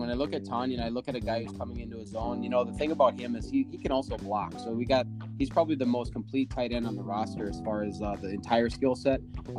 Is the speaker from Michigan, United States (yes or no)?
no; North Dakota, United States; born and raised in North Dakota, smack in the middle of Vikings country.